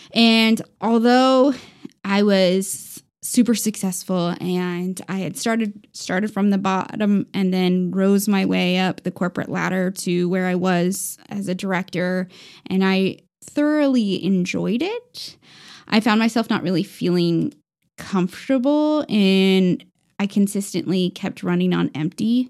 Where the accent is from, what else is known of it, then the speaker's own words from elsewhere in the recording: Indianapolis, Indiana, United States; moved away; also born or lived in Aurora, Colorado; I was born in Colorado, Aurora, Colorado